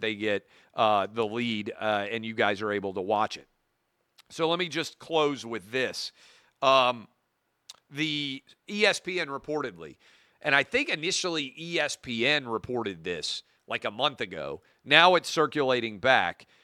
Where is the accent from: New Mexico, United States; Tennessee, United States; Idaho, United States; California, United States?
Tennessee, United States; Nashville; my hometown